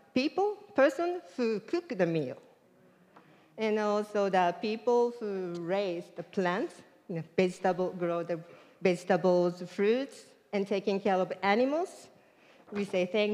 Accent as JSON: {"language": "English", "country": "Japan", "moved": "yes", "lives_now": "United States", "said": "I am from Japan"}